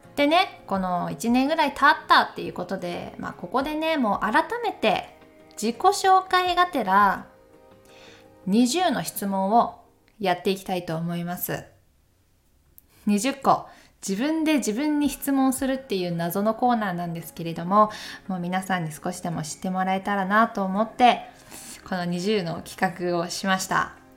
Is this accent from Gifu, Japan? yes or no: yes; Takayama, Gifu, Japan; now in Tokyo, Japan; 私出身は岐阜県高山市ですまあ、現在は東京で暮らして